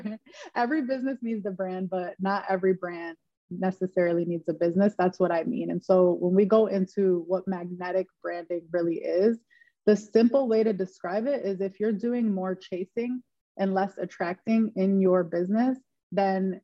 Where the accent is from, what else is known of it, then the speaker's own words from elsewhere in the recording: Dearborn, Michigan, United States; now in Los Angeles, United States; I'm from Michigan, specifically Dearborn, Michigan, and now I currently live and work out